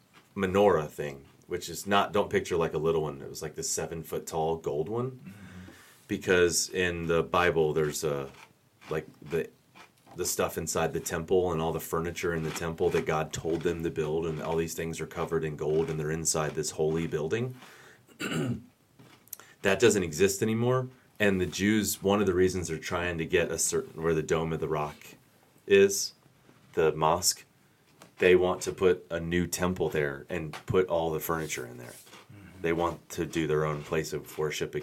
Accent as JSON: {"language": "English", "country": "United States", "tie": "born or raised there", "said": "I'm born and raised in the United States"}